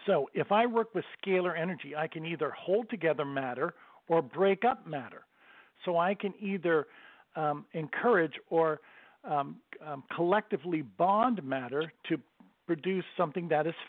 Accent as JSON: {"language": "English", "town": "Bradenton", "region": "Florida", "country": "United States", "said": "I'm from Bradenton, Florida"}